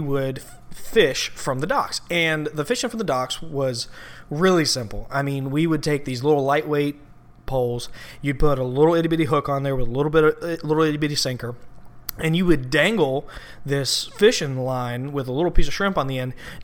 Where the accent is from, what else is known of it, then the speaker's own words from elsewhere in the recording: Slidell, Louisiana, United States; also born or lived in Southeast Georgia; I grew up in Slidell, Louisiana, and my dad, when I was growing up until I was about 12, 13, he was not around